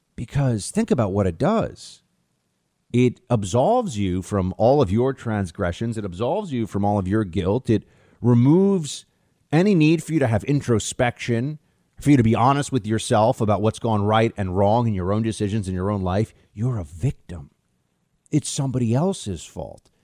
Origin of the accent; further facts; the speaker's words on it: United States; I'm also an American